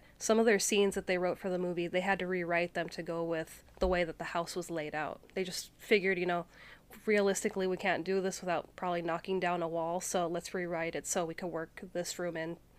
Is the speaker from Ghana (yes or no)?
no; Canada; accent: Canadian; I mean, I'm Canadian, and once in a while, it'll slip out.